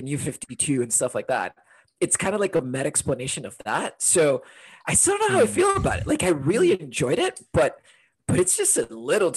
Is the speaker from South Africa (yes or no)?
no; Honduras; also born or lived in London, United Kingdom; now in Portland, United States; I'm originally from Honduras